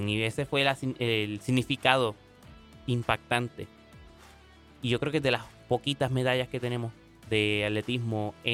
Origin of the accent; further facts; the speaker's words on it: Puerto Rico; Eh, yo soy boricua, Puerto Rico.